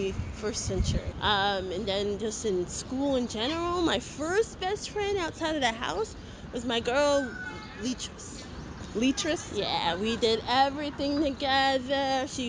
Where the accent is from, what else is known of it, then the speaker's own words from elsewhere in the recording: New York City, New York, United States; also born or lived in Queens, New York; I grew up in Hood. Grew up in Fort Greene, Brooklyn.